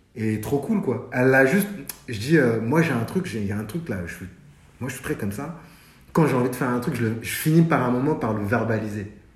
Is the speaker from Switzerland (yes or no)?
no; France; also born or lived in Mali (ancestry); comme on a grandi en France